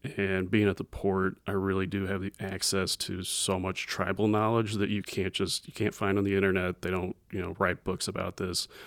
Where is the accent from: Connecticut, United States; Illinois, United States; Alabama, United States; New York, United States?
Illinois, United States; Edwardsville; I grew up in Edwardsville.